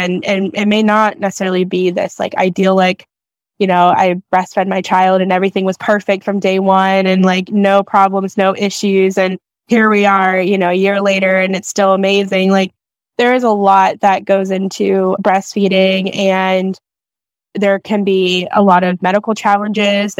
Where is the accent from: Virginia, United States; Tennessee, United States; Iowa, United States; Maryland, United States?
Maryland, United States; I'm from Maryland